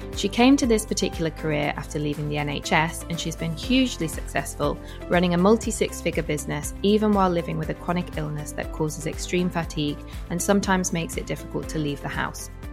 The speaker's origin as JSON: {"language": "English", "region": "Yorkshire and the Humber", "country": "United Kingdom", "moved": "yes", "said": "We're both from West Yorkshire"}